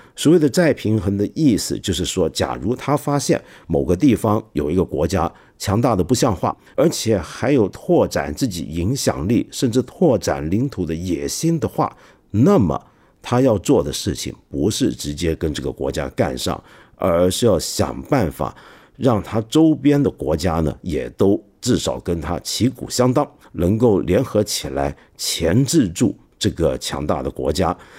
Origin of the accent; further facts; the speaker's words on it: China; 我们中国人